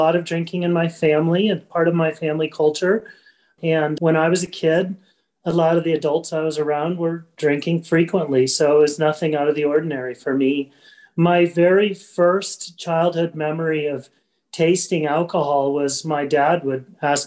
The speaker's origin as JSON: {"language": "English", "town": "Omaha", "region": "Nebraska", "country": "United States", "tie": "born or raised there", "also_born_or_lived": "Minnesota / Portland, Oregon", "moved": "as an adult", "lives_now": "Bozeman, United States", "said": "I'm originally born and raised in Omaha, Nebraska, and college in Minnesota, and then lived in Portland, Oregon. About 12 years ago, I moved to Bozeman, Montana, where I live now."}